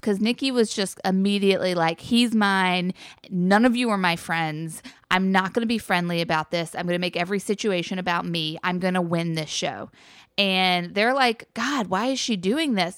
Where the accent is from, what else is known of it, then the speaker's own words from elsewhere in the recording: North Carolina, United States; guys that I grew up with in North Carolina